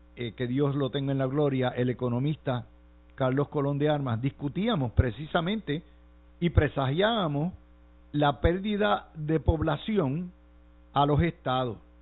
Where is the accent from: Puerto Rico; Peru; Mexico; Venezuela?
Puerto Rico; Cidra; mi pueblo de Sidra